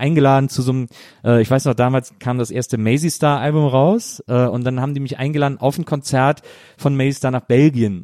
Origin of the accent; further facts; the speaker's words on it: Wesseling, North Rhine-Westphalia, Germany; now in Berlin, Germany; ich komme aus Wesseling, das ist eine Kleinstadt zwischen mhm. Köln und Bonn